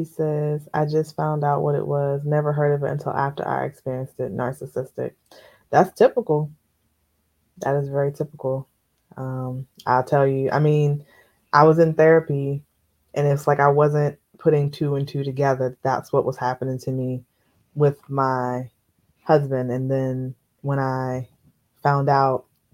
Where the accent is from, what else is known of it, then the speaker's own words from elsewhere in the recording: Capitol Heights, Maryland, United States; I grew up in Capitol Heights